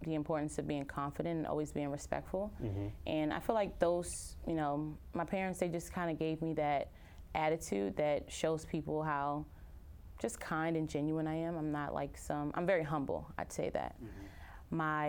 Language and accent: English; Upper Marlboro, Maryland, United States; I am a Nigerian American, born and raised in Upper Marlboro, Maryland